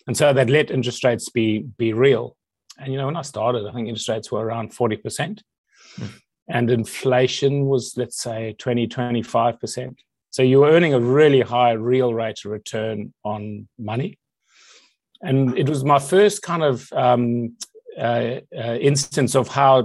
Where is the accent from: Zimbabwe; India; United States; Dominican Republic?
Zimbabwe; now in United Kingdom; I guess growing up in Zimbabwe and Africa